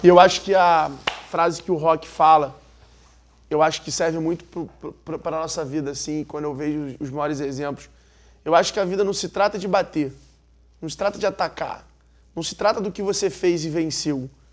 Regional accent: Rio de Janeiro, Brazil; eu sou carioca

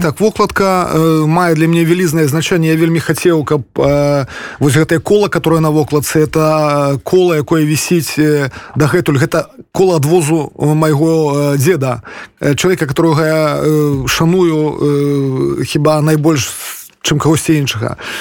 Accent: Polesia, Belarus; also born or lived in Pinsk; я палішукі беларус

